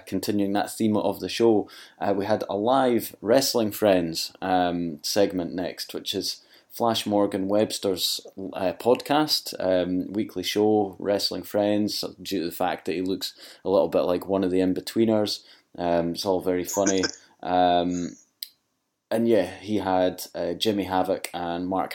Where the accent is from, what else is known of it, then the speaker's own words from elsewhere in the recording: Scotland, United Kingdom; Being Scottish